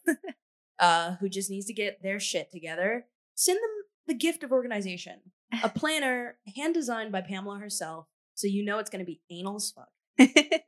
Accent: the American South, United States; I am a Southern Black person

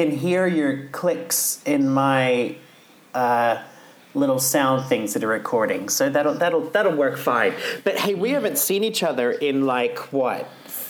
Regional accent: Australia; I'm Australian.

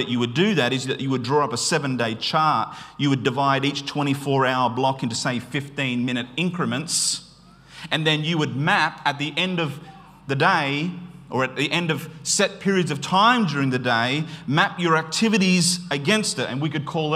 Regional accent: Queensland, Australia; I grew up in Queensland

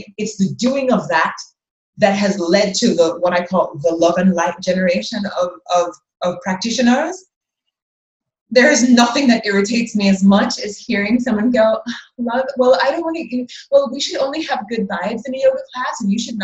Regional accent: Jamaica; I am a Jamaican, a Black Jamaican, living here in a country where everybody, not everybody, 90% of the people look like me.

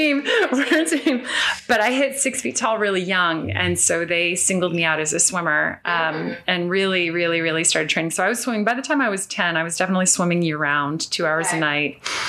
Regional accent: California, United States; Well, no, I wasn't born in Northern California, but from, you know, the age we moved to Northern California when I was in preschool.

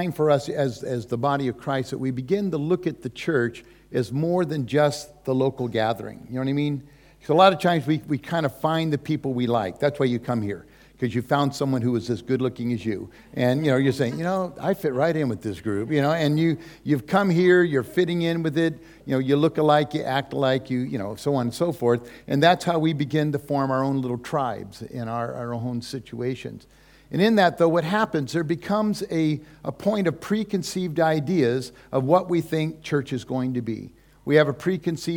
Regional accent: California, United States; also born or lived in Hawaii; we're from California. Susie and I live there. That's pretty much our home turf

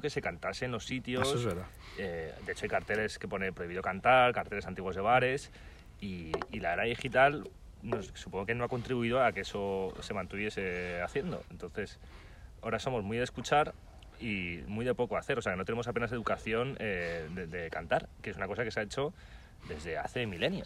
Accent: Madrid, Community of Madrid, Spain; somos de Madrid

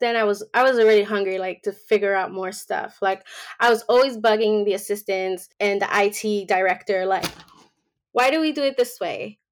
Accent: New York, United States; moved away as an adult; now in Georgia, United States; I was born and raised in New York. So it was like my first time being, living anywhere other than New York.

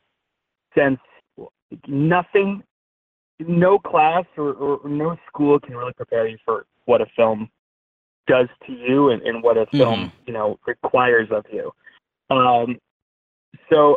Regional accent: Glendale Heights, Illinois, United States; now in Los Angeles, United States; I'm from a suburb called Glendale Heights in the suburbs of Chicago

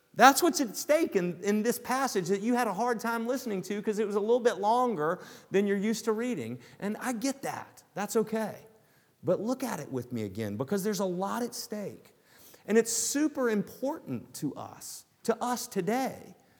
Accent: the South, United States; accent: Southern; now in Newton, United States; I grew up in the South. I would love to d-, disguise it sometimes, but you guys know from my accent, I can't disguise it at all

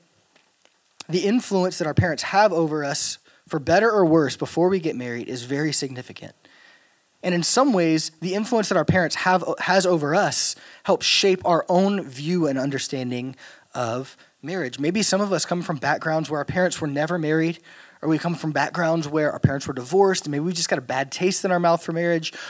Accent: Louisiana, United States; moved away; I'm from Louisiana

